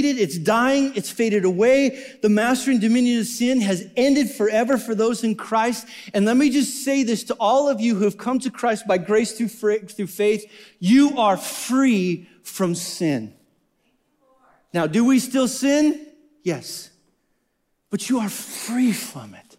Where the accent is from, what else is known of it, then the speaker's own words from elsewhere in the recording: Wyoming, United States; I'm from Wyoming